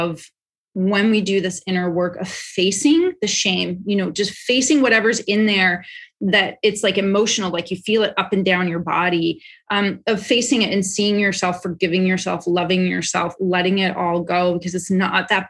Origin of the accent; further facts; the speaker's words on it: Canada; moved away; I'm Canadian